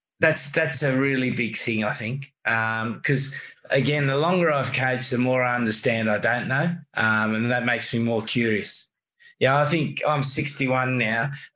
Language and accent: English; Australia; And being an Australian, we swear quite a lot.